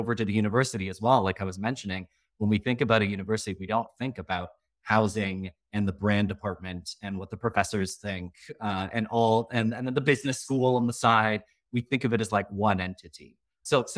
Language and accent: English; Canada; I am Canadian from Canada